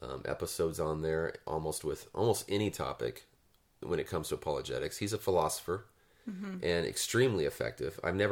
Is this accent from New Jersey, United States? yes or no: no; Turlock, California, United States; I grew up in Turlock